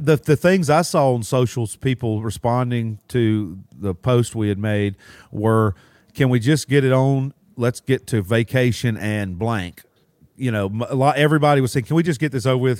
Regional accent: Alabama, United States; also born or lived in Mississippi; now in Florida, United States; I was born in Mississippi and raised in Alabama

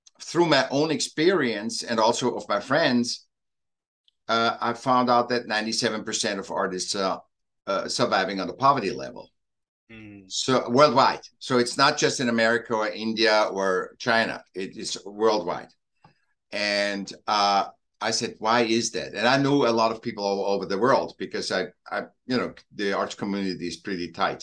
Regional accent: Vienna, Austria; moved away; also born or lived in Newport Beach, California; I was born in Vienna, Austria, in Europe

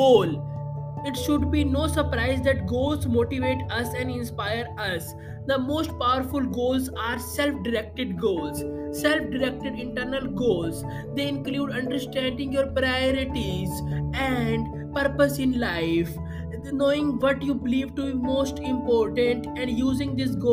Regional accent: India; I am from India.

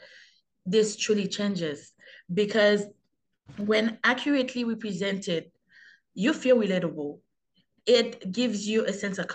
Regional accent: Haiti; now in Canada; as a young Haitian growing up

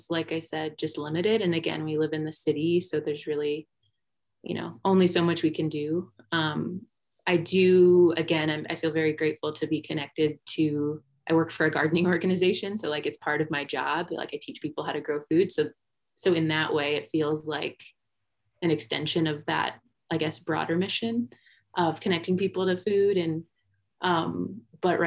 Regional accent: Michigan, United States; moved away as an adult; now in Denver, United States; we were both born and raised in Michigan

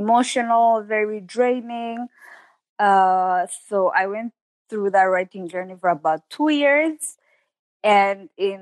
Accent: Rwanda; I am Rwandan, living in Rwanda, born and raised in Rwanda

